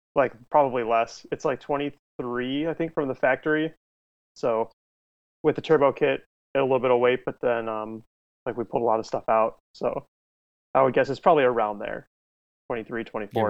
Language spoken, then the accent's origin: English; outside Chicago, Illinois, United States; I'm from Illinois, outside of the city of Chicago